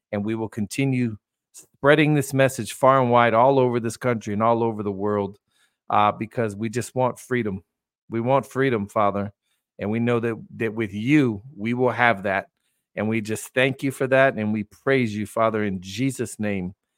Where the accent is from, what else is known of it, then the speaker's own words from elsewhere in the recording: United States; I'm sitting here as an American